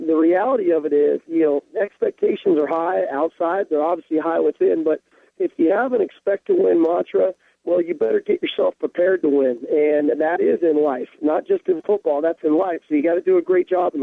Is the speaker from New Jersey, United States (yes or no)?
no; Southern California, United States; moved away as an adult; now in Seattle, United States; growing up in the Pac-10 and in Southern California